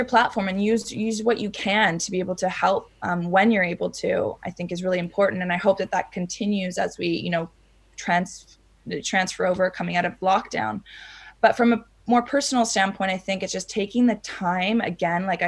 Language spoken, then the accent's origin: English; Mexico; moved away; also born or lived in Canada; I grew up in Mexico.